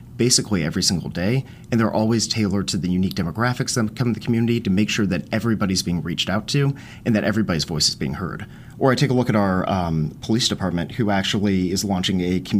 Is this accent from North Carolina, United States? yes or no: yes; Charlotte, North Carolina, United States; moved away as an adult; also born or lived in Louisiana; now in Zebulon, United States; I'm originally from Charlotte, went to Charlotte Catholic High School